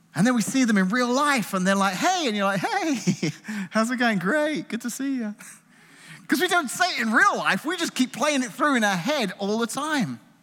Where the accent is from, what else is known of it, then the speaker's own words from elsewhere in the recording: England, United Kingdom; moved away; growing up in England in the nineteen eighties